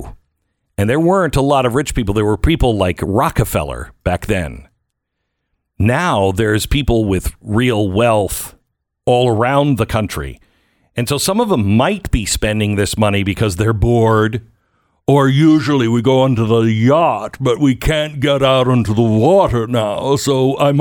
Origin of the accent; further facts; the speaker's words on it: United States; I'm an American.